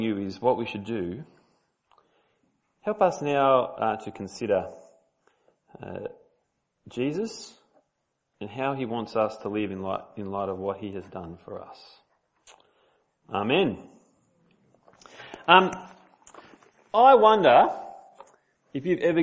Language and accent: English; Sydney, New South Wales, Australia; moved away; I'm from Sydney